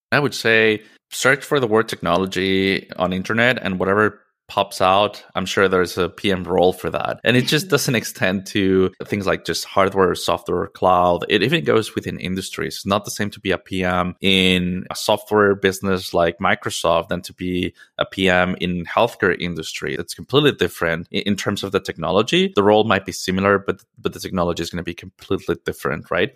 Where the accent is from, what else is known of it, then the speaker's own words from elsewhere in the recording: Mexico City, Mexico; moved away as an adult; I am originally from Mexico City, and I lived most of my life there.